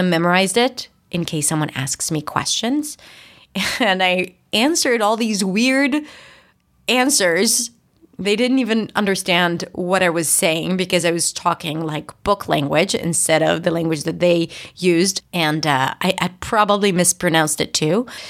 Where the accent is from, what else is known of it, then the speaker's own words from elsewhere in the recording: Israel; English is a second language; moved away as an adult; also born or lived in New York; I just moved to New York and I'm from Israel